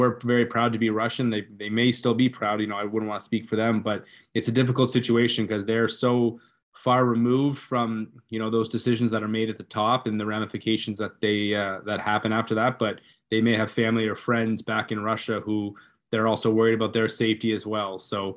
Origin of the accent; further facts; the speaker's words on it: Canada; now in United States; growing up in Canada, obviously, and now living in the US